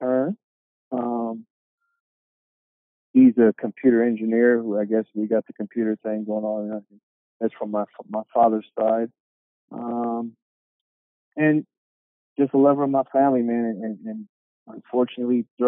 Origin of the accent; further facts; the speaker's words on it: Sacramento, California, United States; I am from, born and raised in Sacramento.